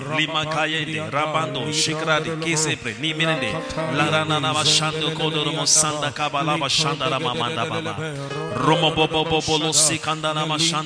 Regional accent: Ghana; Even your accent. As a Ghanaian in Nigeria.

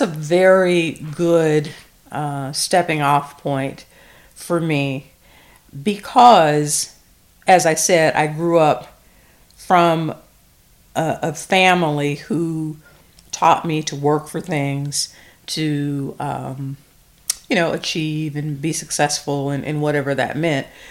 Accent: the South, Southern United States, United States; I am a former English teacher, a small town Southern girl

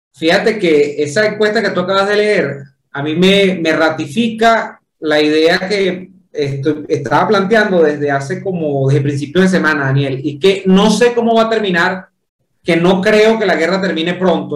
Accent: Venezuela; yo como venezolano

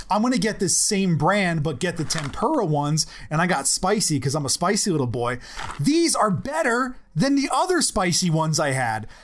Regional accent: United States; I'm an American

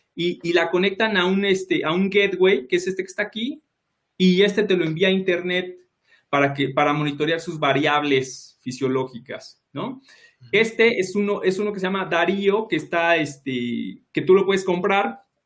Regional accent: Mexico City, Mexico; yo soy de Iztapalapa

